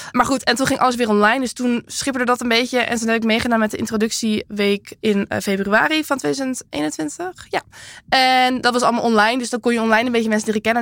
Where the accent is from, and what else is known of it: Castricum, North Holland, Netherlands; born or raised there; moved away